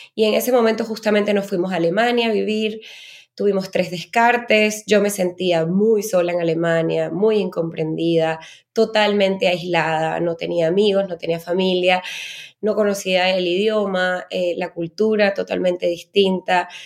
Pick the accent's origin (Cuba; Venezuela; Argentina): Venezuela; yo soy eh, venezolana